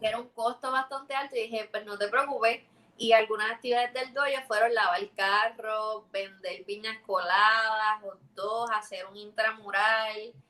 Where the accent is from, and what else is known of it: Puerto Rico